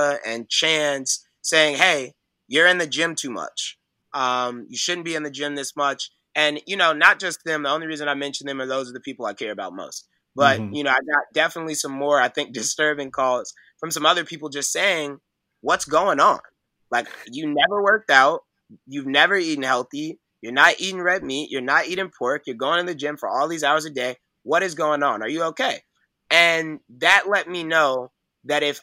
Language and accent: English; Chicago, Illinois, United States; I'm from Chicago. I went to school. I grew up on 79th Street